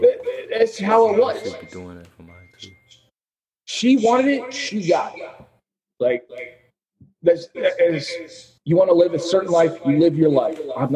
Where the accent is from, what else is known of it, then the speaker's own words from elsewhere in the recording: the South, United States; I'm from the South, you know. We were taught from a young age, like, be ruthless.